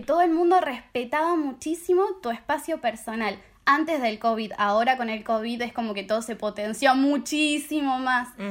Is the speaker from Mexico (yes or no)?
no; Argentina; moved away as an adult; also born or lived in Strasbourg, France; now in Paris, France; vengo de Argentina, tengo 23 años.